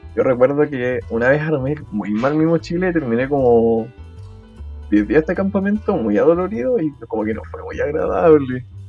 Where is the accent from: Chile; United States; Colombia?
Chile; proyectarse uno como chileno